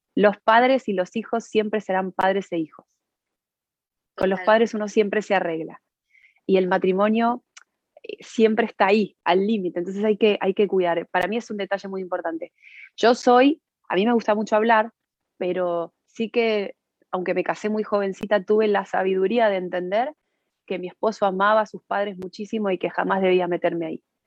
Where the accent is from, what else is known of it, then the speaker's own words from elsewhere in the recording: Argentina; now in Spain; nos criamos en el mismo país y hemos tenido dos realidades absolutamente diferentes. Eh, yo, nosotros nacimos en Argentina